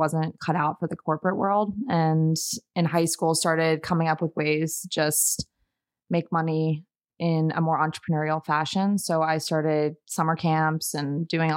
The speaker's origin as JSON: {"language": "English", "area": "Montgomery County", "region": "Maryland", "country": "United States", "tie": "born or raised there", "moved": "yes", "lives_now": "Denver, United States", "said": "I grew up in the Washington, D.C. suburbs. So the Montgomery County, Maryland, about 25 miles outside of the city"}